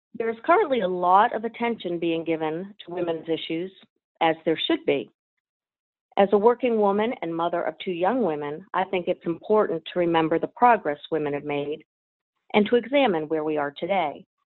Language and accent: English; West Virginia, United States; my home state of West Virginia